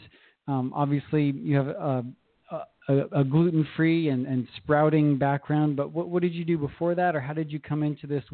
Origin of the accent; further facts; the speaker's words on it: Southern California, United States; born and raised in Southern California